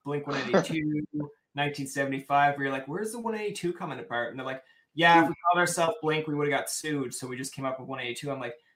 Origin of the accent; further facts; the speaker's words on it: Newfoundland and Labrador, Canada; I'm a Newfoundlander here in Canada